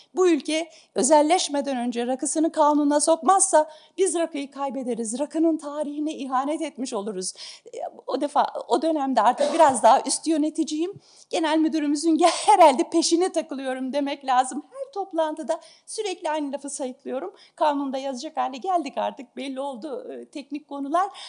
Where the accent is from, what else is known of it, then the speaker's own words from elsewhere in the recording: Istanbul, Turkey; also born or lived in Ankara; Ben İstanbulluyum